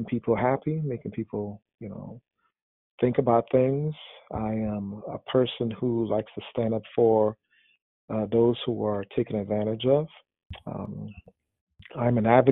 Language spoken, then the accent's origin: English; New York City, New York, United States; when I was a teenager growing up in New York City